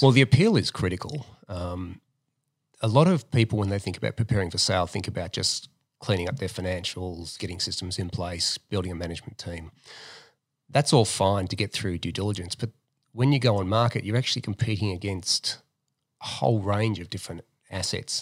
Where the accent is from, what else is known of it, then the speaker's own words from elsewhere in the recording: Melbourne, Victoria, Australia; also born or lived in America; now in Sydney, Australia; I'm from Melbourne